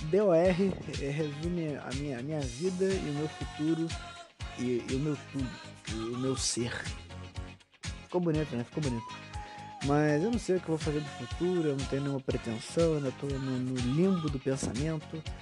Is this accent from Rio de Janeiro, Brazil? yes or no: yes; Rio de Janeiro, Brazil; Essa é minha, essa é minha voz de menor do, do Rio de Janeiro. Eu sou carioca, pra quem não sabe.